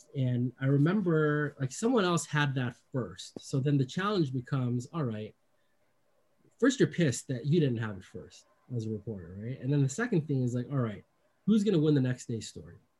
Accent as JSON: {"language": "English", "area": "Bay Area", "region": "California", "country": "United States", "tie": "born or raised there", "said": "I grew up in the Bay Area"}